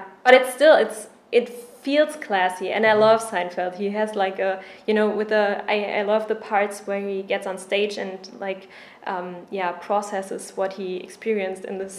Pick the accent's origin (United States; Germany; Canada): Germany; accent: German; English is a second language; moved away; I was a student abroad and I was a German exchange student.